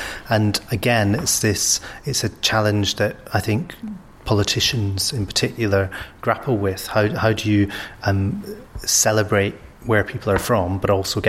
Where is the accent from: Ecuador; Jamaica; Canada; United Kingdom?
United Kingdom; Scotland; also born or lived in Hackney, London; now in London, United Kingdom; I'm Scottish, so I'd never consider myself to be English, even though I've spent more than half my life in England.